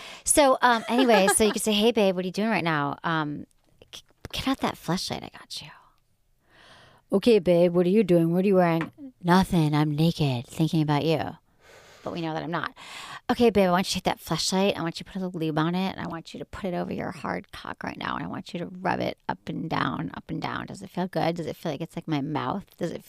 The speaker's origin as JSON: {"language": "English", "country": "Australia", "said": "And I'm from Australia."}